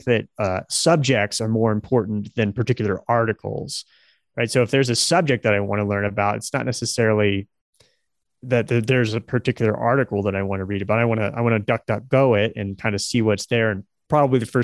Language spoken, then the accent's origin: English; Nebraska, United States; I was born and raised in Nebraska